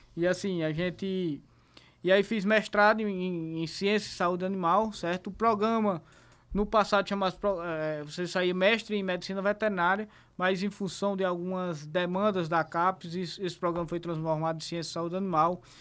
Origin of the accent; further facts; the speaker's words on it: Zabelê, Paraíba, Brazil; Eu sou de Zabelê, sou filho de Zabelê